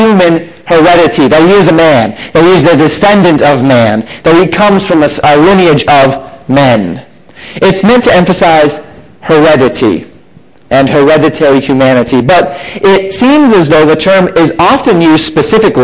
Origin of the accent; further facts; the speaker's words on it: Colorado, United States; also born or lived in Florida; now in Buffalo, Minnesota, United States; growing up in Colorado and living in Florida for so many years and now being up here in Minnesota